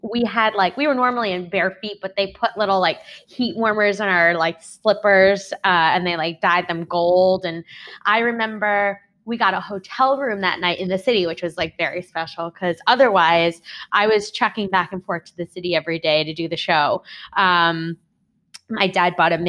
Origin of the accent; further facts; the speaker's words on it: East Meadow, New York, United States; also born or lived in Seoul, South Korea; I grew up on Long Island